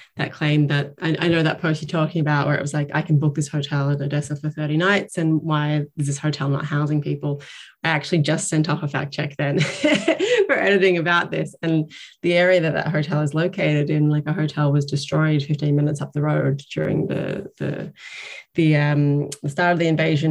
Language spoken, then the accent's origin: English; Northern Rivers, New South Wales, Australia; moved away as an adult; now in Ireland; my home state, the Northern Rivers around Byron